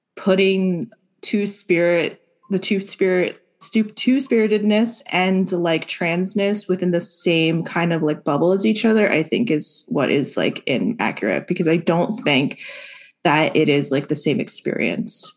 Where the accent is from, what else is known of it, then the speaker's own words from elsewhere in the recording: New Jersey, United States; I'm from New Jersey